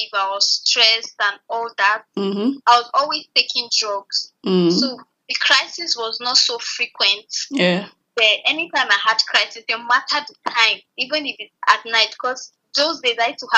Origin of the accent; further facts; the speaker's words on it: Abuja, Federal Capital Territory, Nigeria; I grew up in Abuja